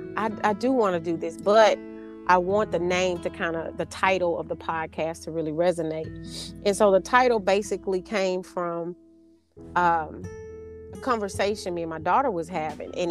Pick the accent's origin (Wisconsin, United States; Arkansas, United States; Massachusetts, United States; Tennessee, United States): Arkansas, United States; I'm from Arkansas, which is the natural state